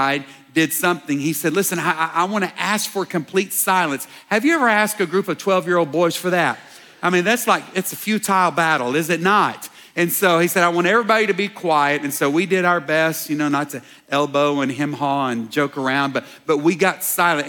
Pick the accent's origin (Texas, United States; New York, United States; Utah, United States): Texas, United States; Dallas; growing up in Dallas